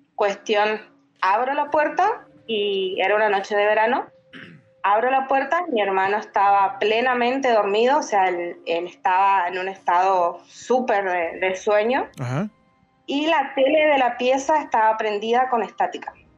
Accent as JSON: {"language": "Spanish", "country": "Argentina", "said": "Yo soy de Argentina."}